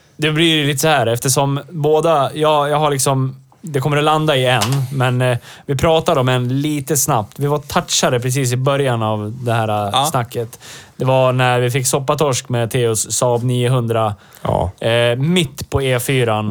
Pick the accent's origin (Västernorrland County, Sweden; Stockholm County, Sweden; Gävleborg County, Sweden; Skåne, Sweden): Gävleborg County, Sweden; Hälsingland; mina hemtrakter